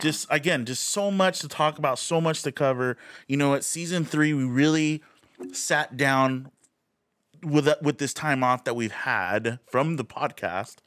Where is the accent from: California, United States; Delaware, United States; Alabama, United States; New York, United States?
California, United States; Rialto; now in Redlands, United States; twenty minutes away from Redlands where we grew up, which is a little city of Rialto